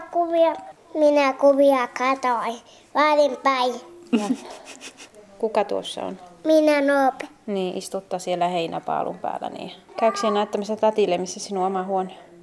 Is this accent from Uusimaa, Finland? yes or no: no; Rovaniemi, Lapland, Finland; moved away as an adult; also born or lived in Tornio / Posio; now in Sattanen, Finland; minä olen kotosi Rovaniemeltä itse